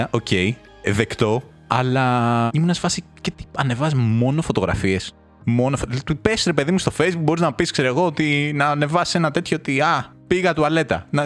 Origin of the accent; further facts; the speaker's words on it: North Aegean, Greece; το χωριό μου στη Λέσβο, ρε παιδί μου, την Άπη.